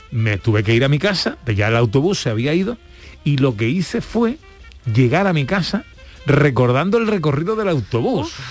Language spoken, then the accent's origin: Spanish; Los Alcores, province of Seville, Andalusia, Spain; es donde mi, mi, casa, mi tierra